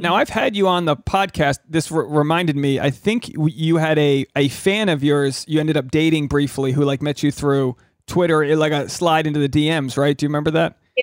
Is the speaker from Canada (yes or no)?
no; New England, United States; I grew up in New England